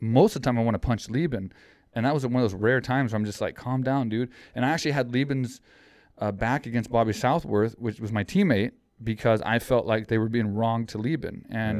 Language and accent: English; Texas, United States; We grew up in Texas, and I didn't know Thailand.